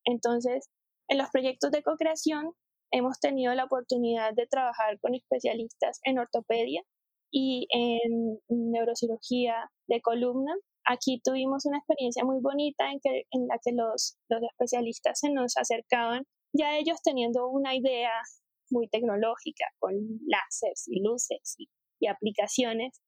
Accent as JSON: {"language": "Spanish", "town": "Cartagena", "region": "Bolívar", "country": "Colombia", "also_born_or_lived": "Bogotá", "moved": "as an adult", "said": "yo soy de Cartagena, de la costa eh, norte de, Colombia."}